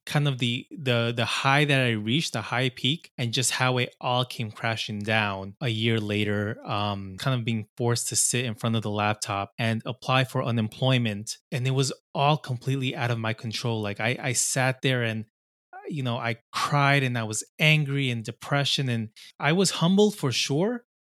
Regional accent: Long Island, New York, United States; I grew up in Long Island, uh, here in New York

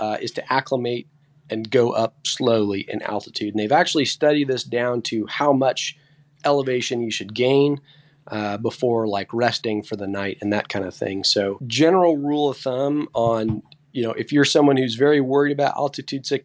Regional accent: Central California, United States; I'm born and raised in Central California

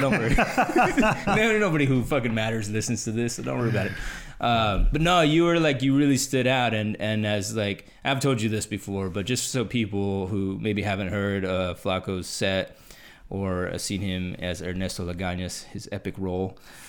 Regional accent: Texas, United States; No, I'm not from Houston, but whatever. Okay, in my home state.

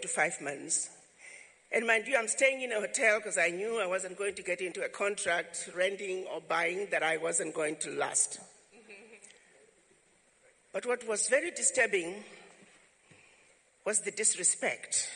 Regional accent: Chivu, Midlands, Zimbabwe; moved away as an adult; now in United States; I was born in Zimbabwe, some little village called Chivu. Came to this country to go to college

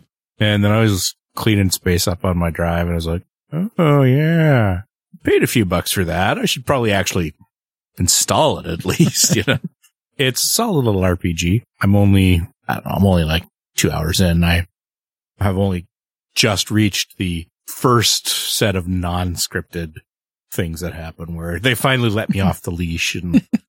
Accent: Canada; I am the Canadian.

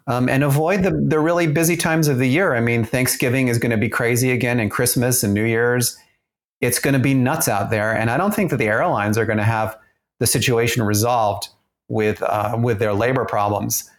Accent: Austria; moved away; I grew up in Austria

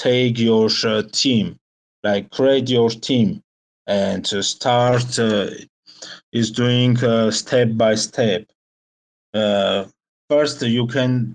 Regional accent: Armenia; We are from Armenia

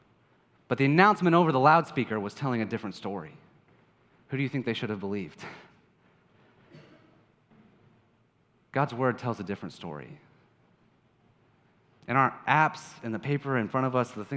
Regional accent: Kansas, United States; I'm from Kansas

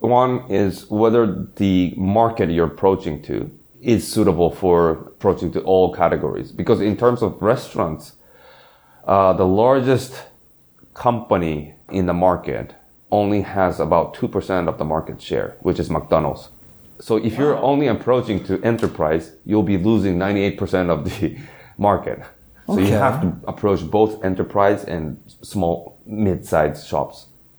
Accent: Singapore; I grew up in Singapore, and I still remember, but in history class

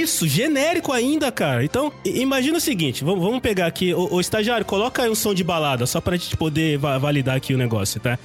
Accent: Brazil; nós que somos brasileiros

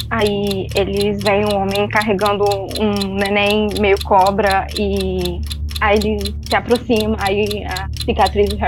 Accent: Espírito Santo, Brazil; E eu sou de Vlavá do Espírito Santo

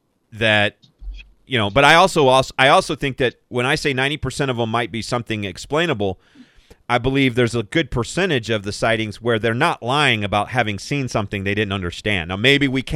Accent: Southern Arizona, United States; I grew up in Southern Arizona

